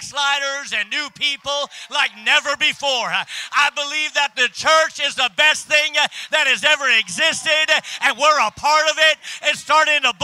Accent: Minot, North Dakota, United States; also born or lived in Minnesota; I was born and raised in North Dakota

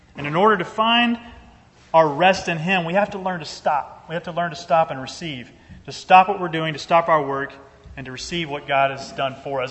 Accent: Georgia, United States; I'm originally from Georgia.

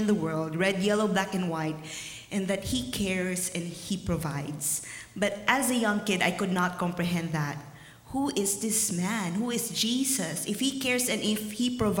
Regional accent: Philippines; moved away; growing up in the Philippines, it's really, really hard.

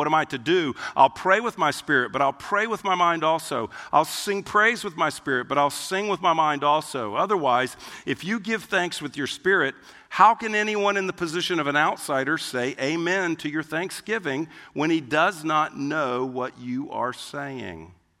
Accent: Germany; English is a second language; Because like I'm from Germany, and that's German.

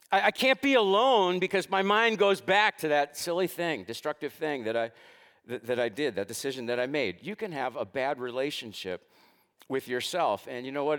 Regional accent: United States; I was born into this country of the United States.

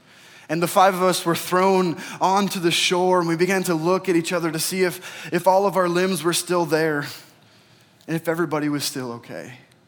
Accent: Oregon, United States; So I grew up in Oregon. And every year around Memorial Day, my family would take a trip with our church to a state park that was nearby.

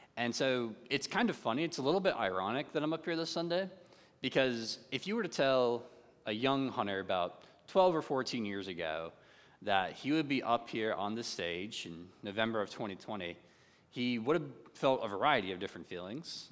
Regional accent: North Carolina, United States; growing up in North Carolina and growing up in the Bible Belt community

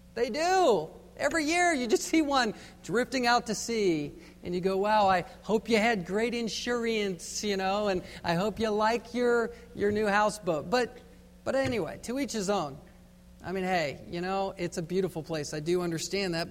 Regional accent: Virginia, United States; Growing up in Virginia on the East Coast

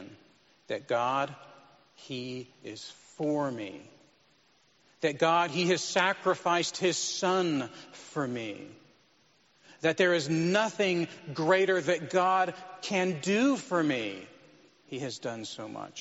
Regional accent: United States; as American Christians

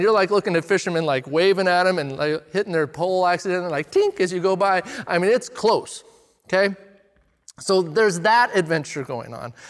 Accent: Redmond, Oregon, United States; I grew up in Redmond, and country music is kinda forced on you when you grow up in Redmond

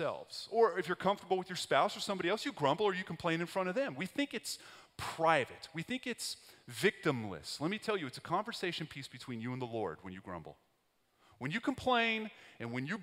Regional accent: West Texas, United States; That's where I grew up. I grew up in West Texas

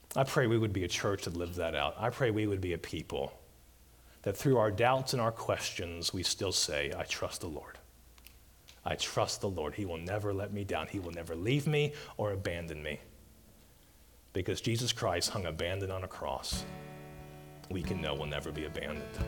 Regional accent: Mobile, Alabama, United States; I grew up in Mobile Bay in Alabama

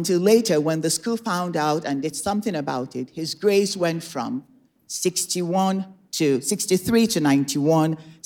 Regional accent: Nigeria; moved away as an adult; now in United States; I was born and raised in Nigeria. I came to America in 1987 as a young adult

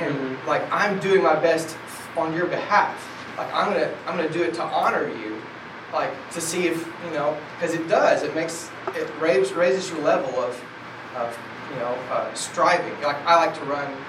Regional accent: North Alabama, United States; moved away as an adult; also born or lived in Tuscaloosa, Alabama; I grew up in North Alabama

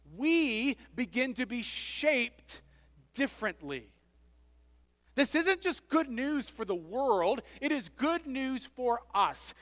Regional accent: United States; moved away as an adult; also born or lived in Scotland

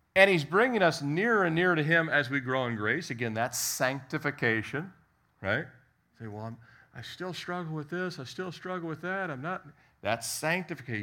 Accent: Annapolis, Maryland, United States; we're from Annapolis

